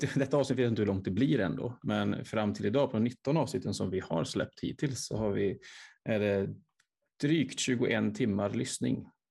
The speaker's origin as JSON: {"language": "Swedish", "area": "Vänersborg area", "region": "Västra Götaland", "country": "Sweden", "tie": "born or raised there", "said": "mina hemtrakter"}